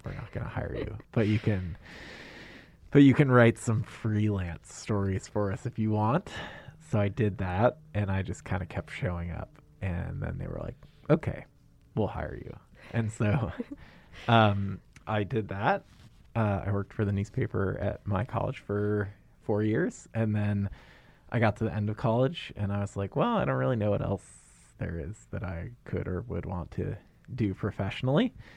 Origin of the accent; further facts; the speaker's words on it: Maine, United States; moved away as an adult; also born or lived in New York City; now in Anchorage, United States; I'm from Maine